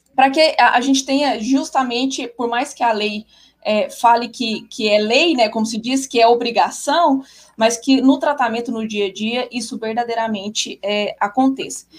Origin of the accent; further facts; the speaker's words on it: Goiânia, Goiás, Brazil; eu sou de Goiânia